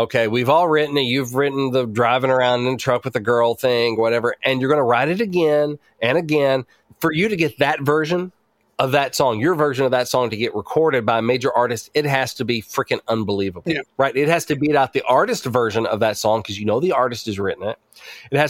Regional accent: Batesville, Arkansas, United States; where I grew up in Batesville, Arkansas

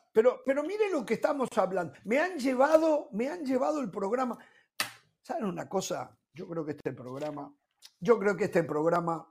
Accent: Uruguay

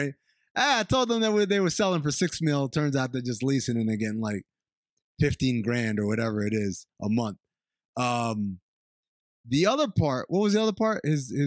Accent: Brooklyn, New York, United States; I'm actually here from Brooklyn. Go. I just went to Queens to go to high school.

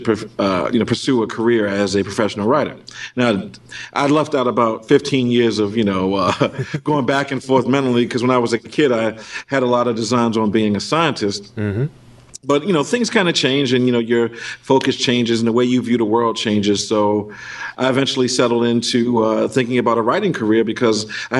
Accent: Baltimore, Maryland, United States; I spent a lot of time at my at the many comic book stores in my hometown of Baltimore

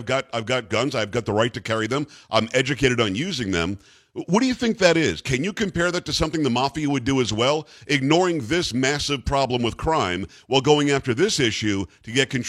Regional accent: New York, United States; moved away; I'm from New York originally.

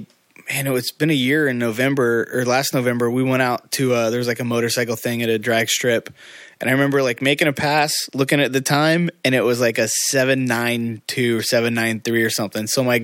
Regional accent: Indiana, United States; in my hometown in Indiana, we had nothing besides a drag strip.

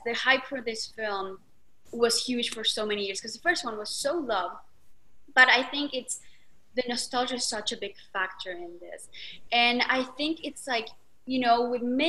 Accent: Argentina; I'm from Argentina. You can tell by this accent.

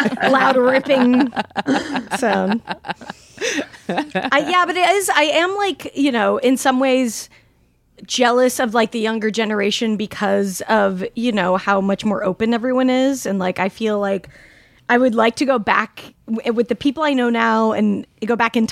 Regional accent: Salt Lake City, Utah, United States; I grew up in Salt Lake City

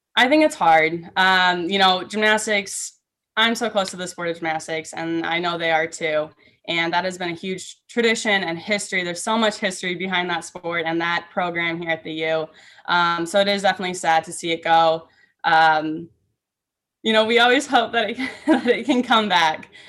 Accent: Minnesota, United States; I grew up in Minnesota

